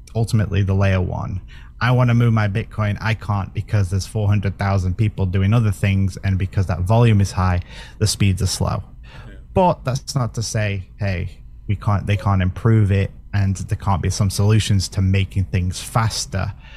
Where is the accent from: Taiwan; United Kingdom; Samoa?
United Kingdom; I'm British